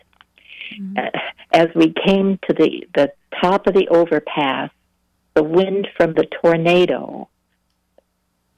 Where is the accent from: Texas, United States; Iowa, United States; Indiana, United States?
Iowa, United States; moved away as an adult; now in Virginia, United States; I come from the Midwest, actually. I come from Iowa. I live in Virginia now